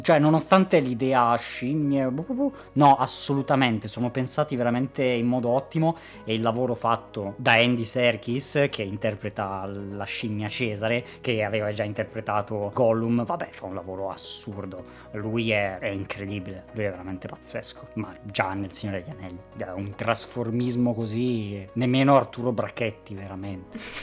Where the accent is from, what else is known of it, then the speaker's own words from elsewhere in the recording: Turin / Cuneo, Piedmont, Italy; noi siamo di Torino Cuneo